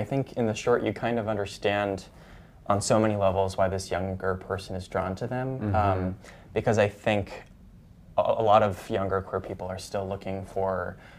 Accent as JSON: {"language": "English", "area": "San Francisco Bay Area", "region": "California", "country": "United States", "moved": "as an adult", "lives_now": "New York, United States", "said": "I'm from the San Francisco Bay Area"}